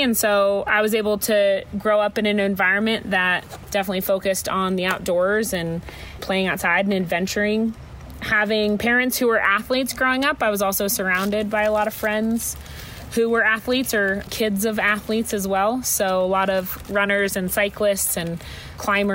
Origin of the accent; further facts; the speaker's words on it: Boulder, Colorado, United States; moved away; also born or lived in Montana; I was born and raised in a town called Boulder, Colorado